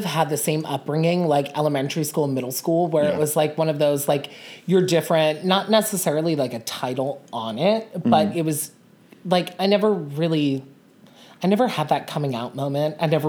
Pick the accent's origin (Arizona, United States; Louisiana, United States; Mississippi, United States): Louisiana, United States; Gretna; now in Philadelphia, United States; I was born right outside of New Orleans in Gretna, Louisiana.